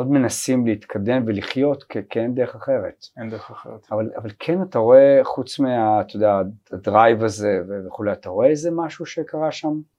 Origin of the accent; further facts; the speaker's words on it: Tel Aviv, Tel Aviv District, Israel; אנחנו תל אביבים